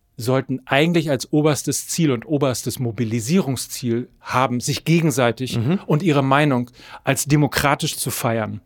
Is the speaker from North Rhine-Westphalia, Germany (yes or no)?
yes; North Rhine-Westphalia, Germany; ich komme aus Ostwestfalen, ich ja. bin katholisch groß geworden, ich bin natürlich in einem CDU-Haushalt groß geworden